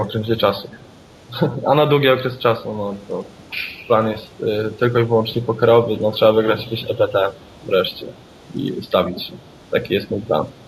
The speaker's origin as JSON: {"language": "Polish", "country": "Poland", "said": "jestem z Polski"}